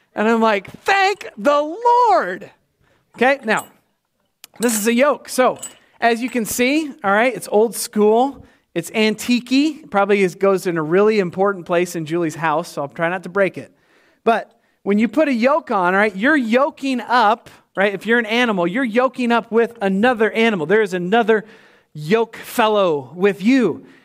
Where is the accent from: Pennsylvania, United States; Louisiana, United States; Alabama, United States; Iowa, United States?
Iowa, United States; Winterset; moved away; I know my folks are down there. It's my hometown.